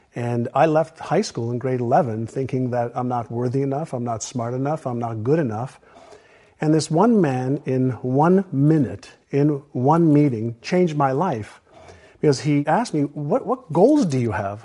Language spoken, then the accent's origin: English; Montreal, Quebec, Canada; English is a second language; also born or lived in Israel; when I was five, I moved from Israel, where I was born, to Montreal